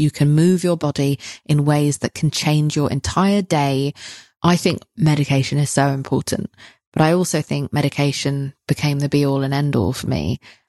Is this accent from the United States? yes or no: no; United Kingdom; That's not my vibe. I'm British, so it's not my vibe.